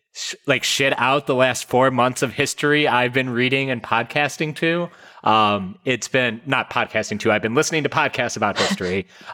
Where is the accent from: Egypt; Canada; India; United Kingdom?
India; I'm from India, yes.